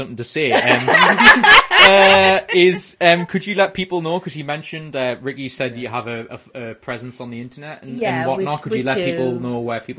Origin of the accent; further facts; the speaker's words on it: Geordie Land, North East England, United Kingdom; Being from Geordie Land, I'm not quite sure where this is